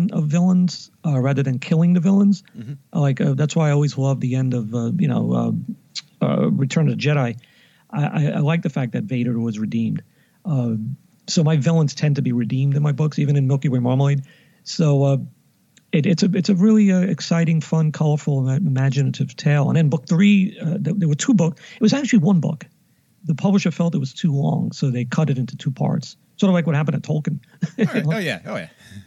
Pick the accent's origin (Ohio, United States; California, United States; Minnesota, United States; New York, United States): New York, United States; New York City; Growing up in East Harlem, 118th Street.